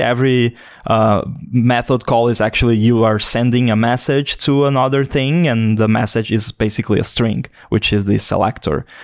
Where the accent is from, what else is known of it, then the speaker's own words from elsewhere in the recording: Brazil; also born or lived in Florianópolis, Santa Catarina; I'm from Brazil